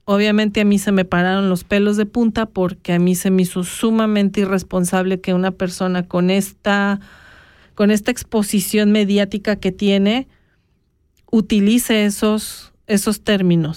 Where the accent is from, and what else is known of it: Mexico; now in Switzerland